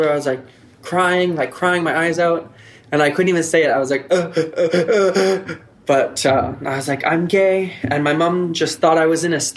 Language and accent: English; Gaspé, Quebec, Canada; also born or lived in Montreal; now in Nunavik, Canada; I'm from the Gaspé. I moved to Montreal to further my education.